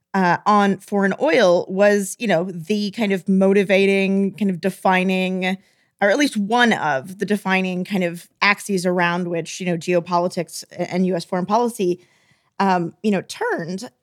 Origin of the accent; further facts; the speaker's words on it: Texas, United States; I'm from Texas.